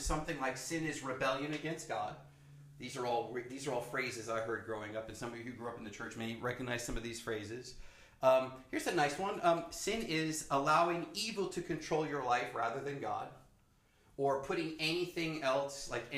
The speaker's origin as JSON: {"language": "English", "town": "New York City", "region": "New York", "country": "United States", "tie": "born or raised there", "said": "I grew up in the New York City culture, which is different."}